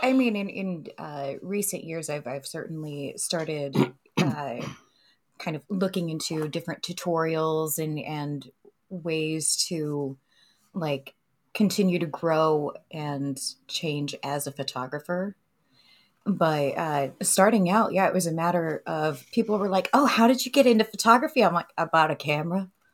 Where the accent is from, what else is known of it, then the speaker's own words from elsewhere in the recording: Savannah, Missouri, United States; moved away; also born or lived in Bloomsburg, Pennsylvania; my family made the move to northwestern Missouri